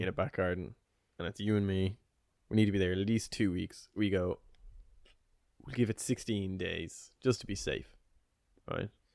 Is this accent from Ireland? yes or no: yes; Ireland; I'm Irish